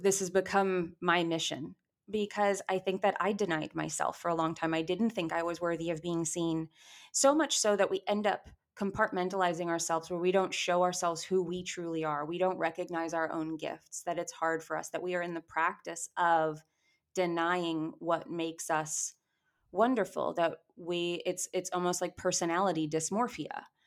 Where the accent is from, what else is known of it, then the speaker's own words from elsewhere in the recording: New York, United States; I grew up in New York, I was acting in New York